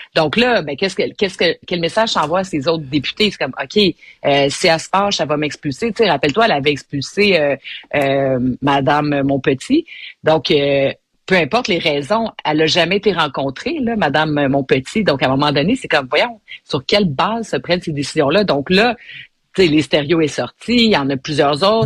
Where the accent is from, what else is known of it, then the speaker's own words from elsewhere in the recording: Montreal, Quebec, Canada; je suis une Montréalaise. j'ai, euh, je me suis frotté les genoux dans les ruelles de Montréal